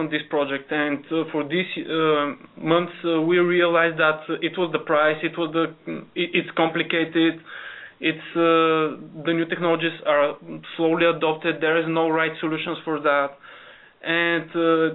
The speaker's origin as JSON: {"language": "English", "country": "Bulgaria", "moved": "yes", "said": "We're coming from Bulgaria"}